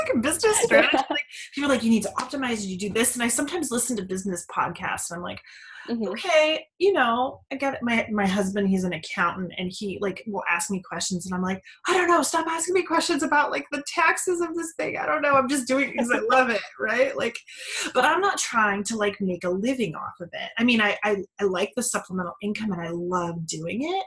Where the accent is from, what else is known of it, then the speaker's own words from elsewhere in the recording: Seattle, Washington, United States; I was born and raised in Seattle, but we moved when I was a teenager to a smaller town.